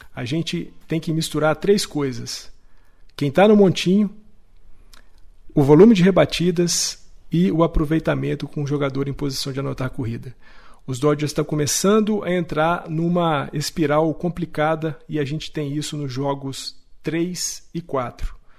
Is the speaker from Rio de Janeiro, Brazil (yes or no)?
no; Minas Gerais, Brazil; accent: mineiro; meu sotaque mineiro horroroso